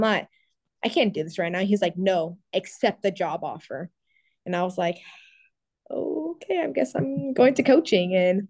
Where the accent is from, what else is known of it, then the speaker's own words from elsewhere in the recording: Cuba; now in United States; You know, we came here to the States with nothing, you know, we came from Cuba to Florida, you know, living our life.